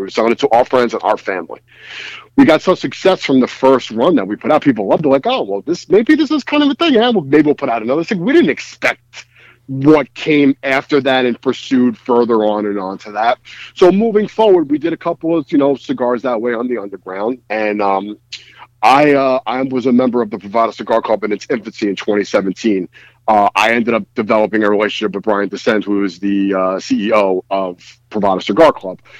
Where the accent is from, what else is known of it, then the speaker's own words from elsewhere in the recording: New York City, New York, United States; I am from Bensonhurst, Brooklyn, New York City.